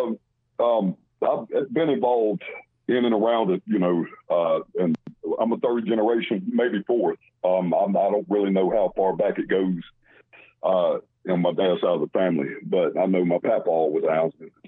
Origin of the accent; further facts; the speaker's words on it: North Carolina, United States; I was born and raised in North Carolina